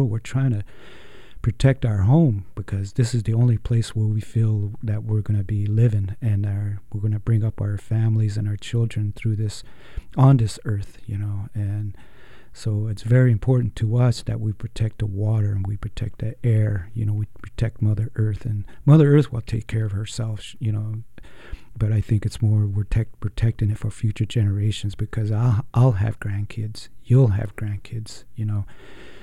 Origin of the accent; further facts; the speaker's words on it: Shiprock, New Mexico, United States; moved away; back in New Mexico, where I grew up in Shiprock, New Mexico